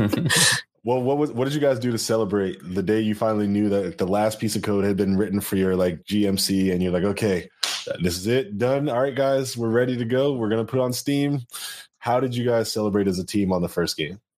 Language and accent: English; Connecticut, United States; I'm from Connecticut.